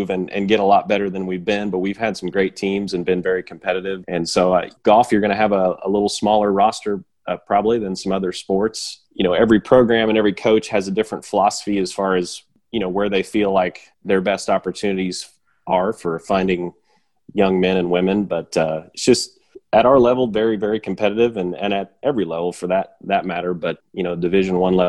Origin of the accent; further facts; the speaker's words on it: Springfield, Missouri, United States; also born or lived in Columbia, Missouri; being able to coach in my hometown